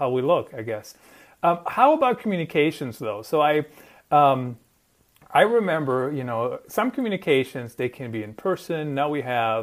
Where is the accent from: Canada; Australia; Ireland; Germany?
Germany; moved away; I grew up in Germany, and we're pretty to the point